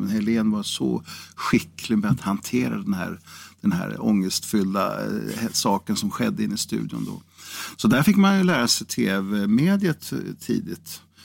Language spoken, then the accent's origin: Swedish; Karlskoga, Örebro County, Sweden; also born or lived in Degerfors; i Karlskoga, eller Degerfors eh, var ju min födelseort